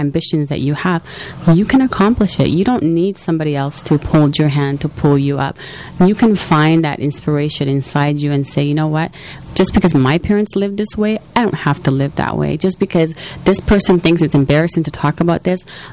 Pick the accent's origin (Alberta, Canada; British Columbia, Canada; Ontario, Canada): Alberta, Canada; Edmonton; moved away as an adult; now in Toronto, Canada; my parents were one of the first Somalis to arrive in Canada in 1984, and I grew up in Edmonton, Alberta